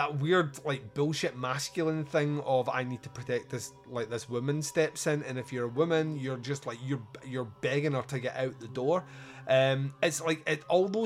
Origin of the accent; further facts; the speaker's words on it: Scotland, United Kingdom; I'm Scottish